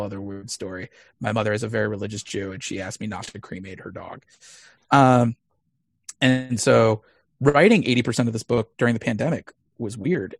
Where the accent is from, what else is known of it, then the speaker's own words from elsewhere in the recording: Missouri, United States; moved away; I grew up in Missouri, uh, in a pretty conservative Jewish household